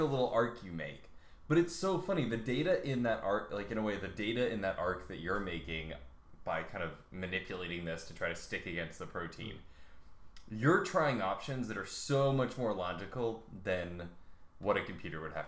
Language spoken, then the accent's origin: English; United States; moved away; also born or lived in Canada / England; I'm an American, but I used to live in Canada, so kind of, and then I lived in England